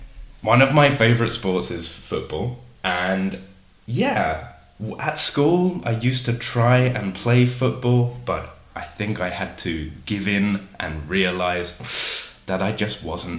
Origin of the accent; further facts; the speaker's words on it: London, United Kingdom; moved away as an adult; now in Seville, Spain; London. South London, to be precise. But yeah, London.